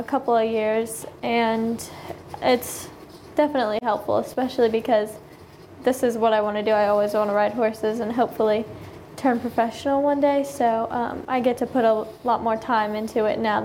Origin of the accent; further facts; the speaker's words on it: Dallas, Texas, United States; We're from Texas, kind of like the Dallas area